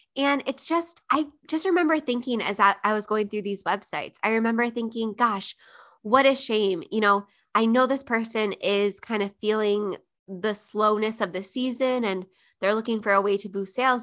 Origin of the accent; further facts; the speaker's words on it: Buffalo, New York, United States; moved away; Buffalo, New York, my hometown